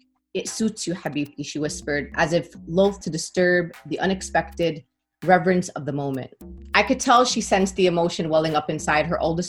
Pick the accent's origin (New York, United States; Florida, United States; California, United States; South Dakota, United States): New York, United States; New York City; I mean, as a New Yorker, the sirens